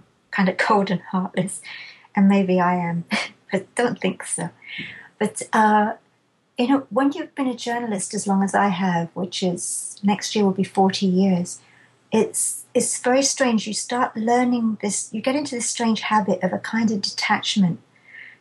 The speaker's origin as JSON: {"language": "English", "region": "England", "country": "United Kingdom", "said": "I'm too English"}